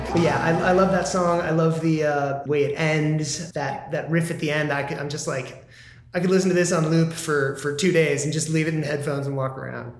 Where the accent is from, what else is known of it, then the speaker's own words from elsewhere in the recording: Midwest, United States; now in Southern California, United States; I'm not from California. I'm from the Midwest